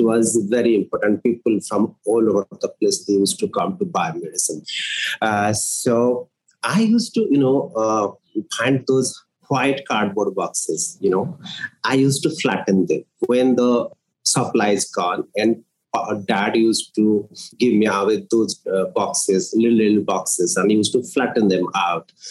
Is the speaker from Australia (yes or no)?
no; Odisha, India; now in Nagpur, India; I'm from Odisha and from a place which is kind of very small town, uh, surrounded by nature.